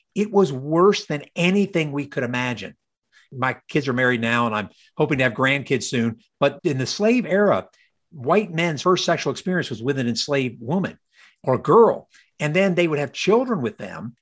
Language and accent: English; United States; also born or lived in Virginia / Georgia; as a child growing up in Virginia, Georgia